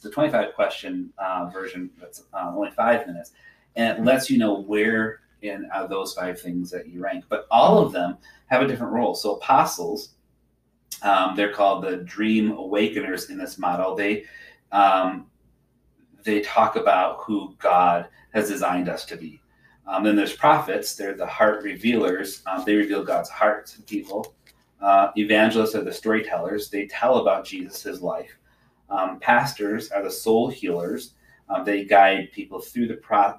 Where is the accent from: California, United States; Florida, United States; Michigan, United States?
Michigan, United States; Zeeland; also born or lived in Holland, Michigan / Southern Indiana; I grew up here in Zealand, Holland